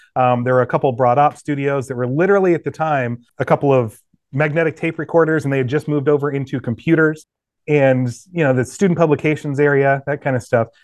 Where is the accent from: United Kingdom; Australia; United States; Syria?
United States; West Des Moines, Iowa; also born or lived in Indianola, Iowa / Norwalk, Iowa / Waukee, Iowa; I was born in West Des Moines, Iowa, actually a smaller town just off the side, Indianola, Norwalk area, and then we moved closer to West Des Moines. Grew up in Waukie High School